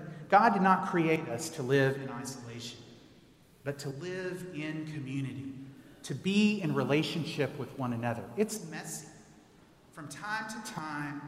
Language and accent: English; Texas, United States; moved away; I grew up in Texas